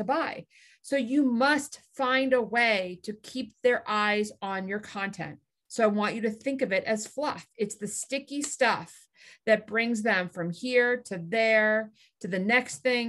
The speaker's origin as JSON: {"language": "English", "region": "Massachusetts", "country": "United States", "tie": "born or raised there", "said": "I grew up in Massachusetts"}